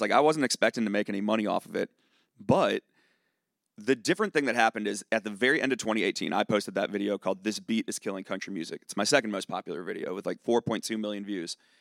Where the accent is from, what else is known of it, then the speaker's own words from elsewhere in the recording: Charlottesville, Virginia, United States; now in Nashville, United States; I'm from Charlottesville, Virginia